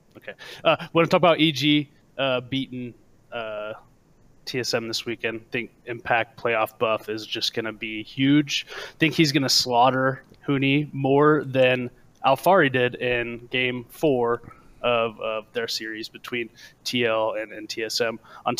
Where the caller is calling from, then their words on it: Des Moines, Iowa, United States; Des Moines, Iowa.